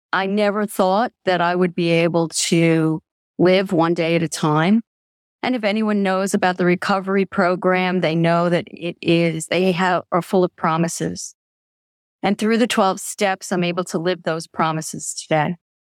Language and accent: English; Long Island, New York, United States; I come from New York.